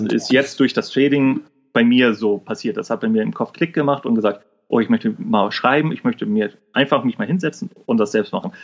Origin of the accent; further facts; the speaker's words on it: Kiel, Schleswig-Holstein, Germany; accent: norddeutsch; bin gebürtiger Kieler und komme quasi aus Norden. Also ich bin auch ziemlich durch meine norddeutsche Art